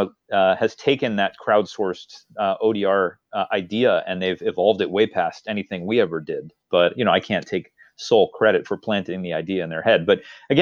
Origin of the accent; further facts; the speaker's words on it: Texas, United States; when I was growing up in Texas.